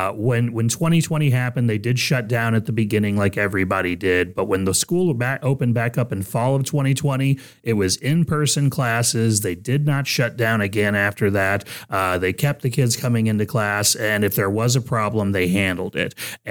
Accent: Texas, United States; now in Ohio, United States; But, you know, I come from Texas when I moved up here, and, you know, it's beautiful in Ohio.

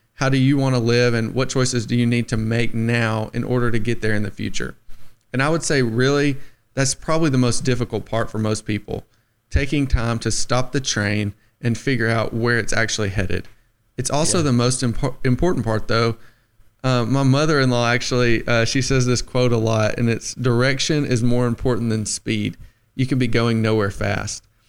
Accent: the Shoals, Alabama, United States; I'm from the Shoals, born and raised

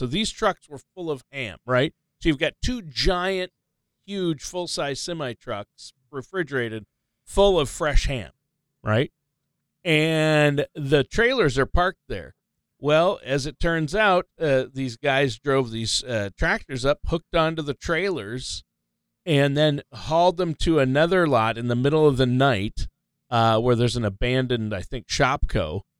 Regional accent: Worthington, Minnesota, United States; moved away; my hometown.

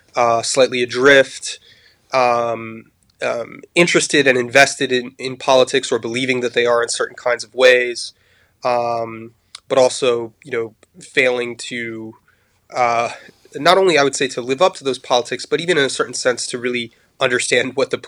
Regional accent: Paris, Île-de-France, France; also born or lived in United States; although I'm American, I grew up abroad. My parents were journalists, and we moved to Paris when I was quite young. I was about 8 years old.

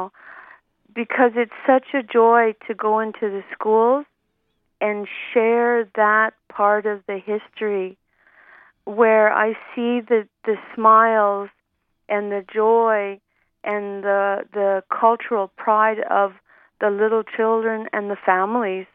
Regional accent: Calgary, Alberta, Canada; I grew up in Calgary. This is my hometown

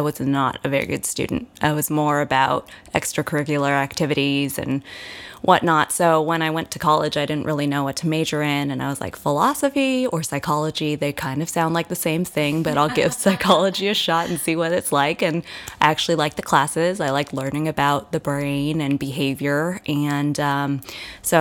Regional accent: San Gabriel Valley, California, United States; I'm from the San Gabriel Valley

